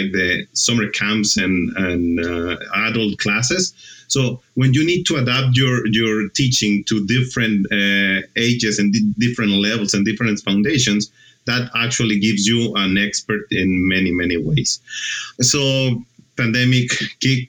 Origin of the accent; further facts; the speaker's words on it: Mexico; moved away as an adult; also born or lived in Argentina; I'm originally from Mexico